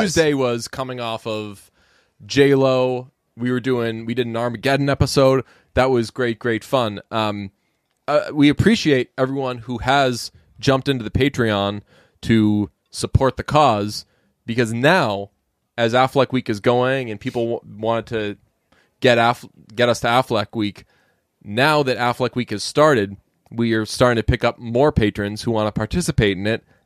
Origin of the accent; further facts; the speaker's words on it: Boston area, Massachusetts, United States; as a, uh, native of the Boston area, I always feel weird saying, like, I'm from Boston. I'm from, like, ten minutes outside of Boston